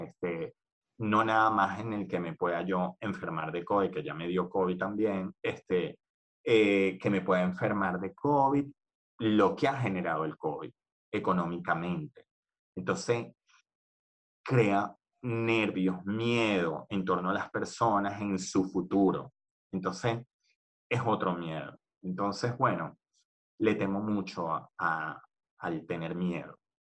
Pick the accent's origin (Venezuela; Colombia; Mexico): Venezuela; moved away as an adult; also born or lived in Argentina; now in Spain